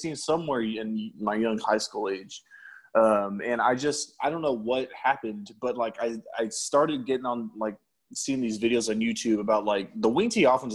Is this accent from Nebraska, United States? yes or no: no; San Antonio, Texas, United States; also born or lived in Colorado Springs, Colorado; I was born and raised in San Antonio.